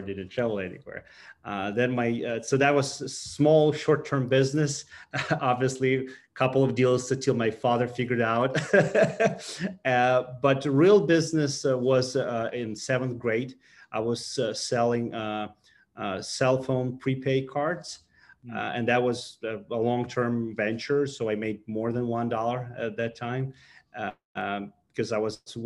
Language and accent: English; Ukraine; English is a second language; I was born in Ukraine in a very small village, actually on a farm. So I'm a real farmer